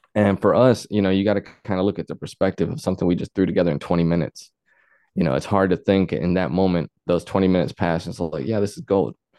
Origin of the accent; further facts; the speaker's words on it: Luxora, Arkansas, United States; I grew up there where I started on music